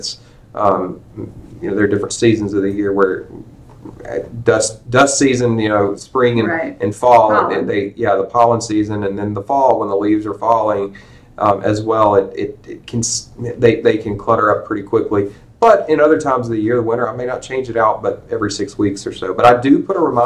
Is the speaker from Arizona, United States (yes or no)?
no; Rankin County, Mississippi, United States; I grew up down in Rankin County in the Southern Pine Electric Power Association